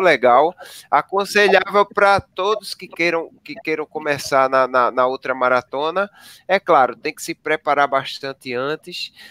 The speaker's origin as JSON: {"language": "Portuguese", "region": "Northeast Brazil", "country": "Brazil", "said": "eu que sou nordestino"}